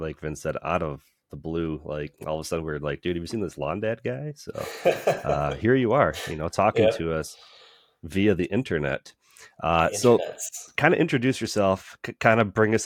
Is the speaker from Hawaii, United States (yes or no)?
no; Michigan, United States; I'm from Michigan